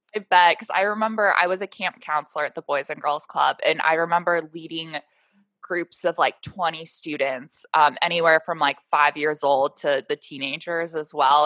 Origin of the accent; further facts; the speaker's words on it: Portland, Oregon, United States; we're both from Portland